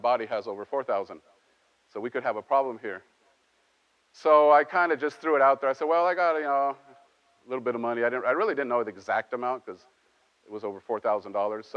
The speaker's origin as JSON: {"language": "English", "country": "Mexico", "tie": "born or raised there", "moved": "yes", "said": "I grew up in Mexico"}